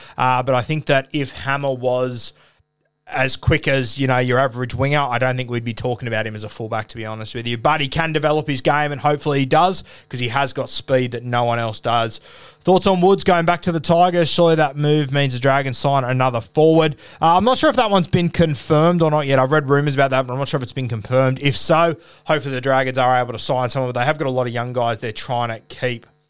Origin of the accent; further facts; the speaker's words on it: Australia; being Australian and not of Pacific Islander heritage